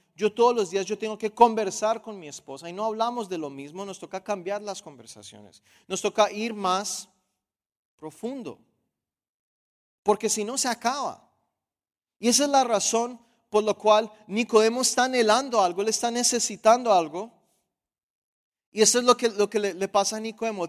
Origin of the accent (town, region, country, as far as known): Colombia